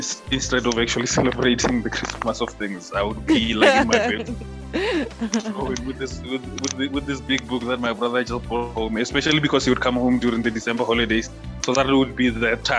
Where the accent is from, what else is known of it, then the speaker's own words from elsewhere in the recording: Limpopo, South Africa; I'm from one of those villages from there called Ramahwai. I grew up there, I schooled there